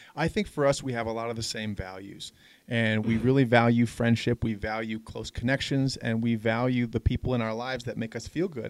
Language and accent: English; Denver, Colorado, United States; moved away as an adult; also born or lived in Los Angeles, California; now in San Francisco, United States; I'm originally from Denver, Colorado. I grew up here